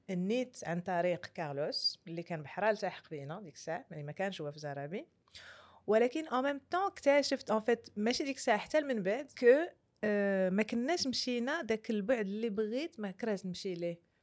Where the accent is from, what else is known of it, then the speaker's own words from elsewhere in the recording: Marrakesh, Marrakesh-Safi, Morocco; في مراكش اللي مدينتي